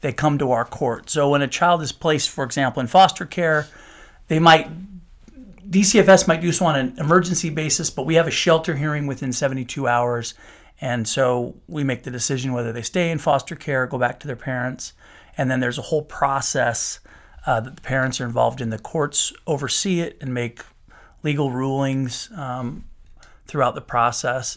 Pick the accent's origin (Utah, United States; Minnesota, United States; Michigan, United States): Utah, United States; Salt Lake City; moved away as an adult; also born or lived in Moscow, Idaho; now in St. George, United States; I grew up in Salt Lake City, came down to Saint George, went to school, met my wife